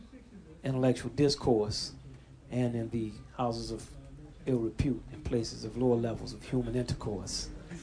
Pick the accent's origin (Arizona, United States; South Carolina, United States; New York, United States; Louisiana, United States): Louisiana, United States; New Orleans; my hometown, New Orleans, Louisiana.